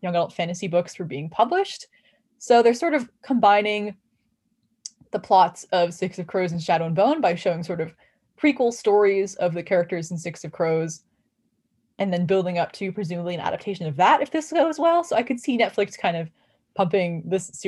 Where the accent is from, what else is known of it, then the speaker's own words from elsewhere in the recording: United States; as an American